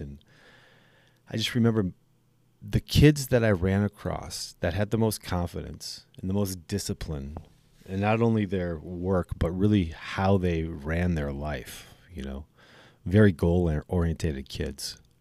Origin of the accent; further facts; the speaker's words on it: Minocqua, Wisconsin, United States; also born or lived in Racine, Wisconsin; my parents moved to northern Wisconsin. I was eight years old, and they uh, bought a business up there. And same thing, we are from Racine, Wisconsin.